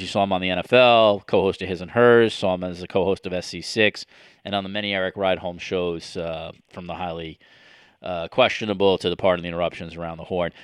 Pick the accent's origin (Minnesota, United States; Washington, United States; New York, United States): New York, United States; growing up in New York